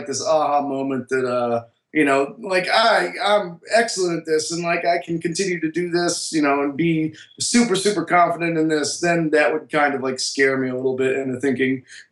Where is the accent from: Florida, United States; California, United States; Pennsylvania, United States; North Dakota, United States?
Florida, United States; Miami; moved away; also born or lived in New York; I'm from Miami, Florida